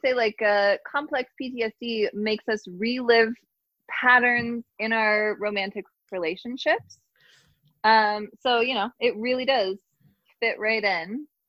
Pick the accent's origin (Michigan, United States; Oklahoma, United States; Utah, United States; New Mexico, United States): Utah, United States; Salt Lake City; moved away; also born or lived in Park City, Utah / Taiwan / New York; I grew up mostly in Utah. Like I'd spend, you know, 6 months to a year. I spent 6 months in Taiwan, just under a year in New York, but like mostly Salt Lake City, Park City, Utah.